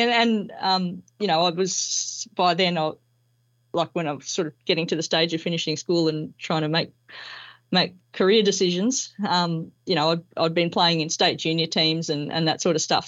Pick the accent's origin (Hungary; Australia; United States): Australia; Melbourne, Victoria; moved away as an adult; also born or lived in Queensland; I was born here in Melbourne and, um, did all my schooling and university, uh, down here